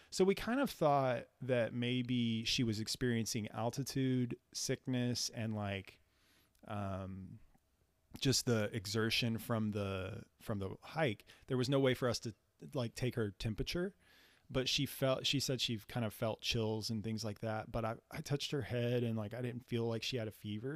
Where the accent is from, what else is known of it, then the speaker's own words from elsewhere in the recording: San Antonio, Texas, United States; we're from San Antonio